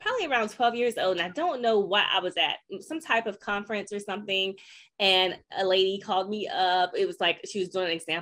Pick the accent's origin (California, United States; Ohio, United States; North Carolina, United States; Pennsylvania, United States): North Carolina, United States; growing up in North Carolina